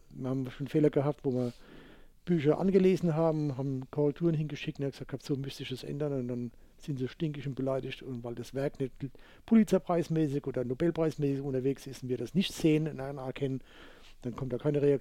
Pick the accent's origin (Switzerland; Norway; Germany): Germany; Rhineland-Palatinate; In Bayern wäre es Nikolaus, aber wir sind ja keine Bayern, wir sind ja Pfälzer.